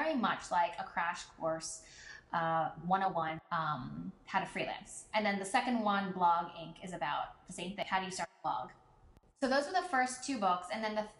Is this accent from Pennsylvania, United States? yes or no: yes; Philadelphia, Pennsylvania, United States; I am from Philadelphia, so that's where I lived and that's where I'm from